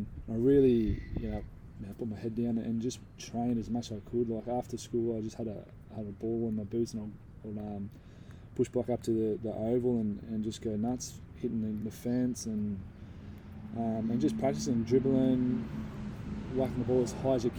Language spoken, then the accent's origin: English; Sydney, New South Wales, Australia; moved away as an adult; also born or lived in England; now in Borroloola, Australia; I think I was probably about one when I came to Australia, but I grew up in Como, which is in the south of Sydney